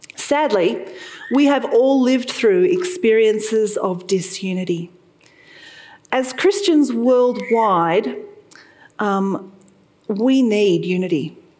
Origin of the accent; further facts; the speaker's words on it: Sydney, New South Wales, Australia; moved away as an adult; now in Toowoomba, Australia; I lived there for 16 years, and I was born in the Sutherland Shire